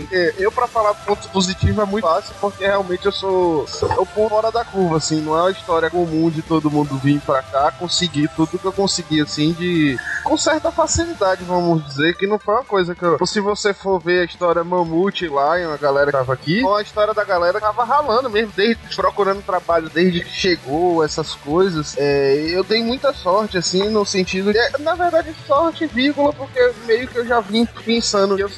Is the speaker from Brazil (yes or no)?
yes; Belo Horizonte, Minas Gerais, Brazil; Eu sou de, eu sou de BH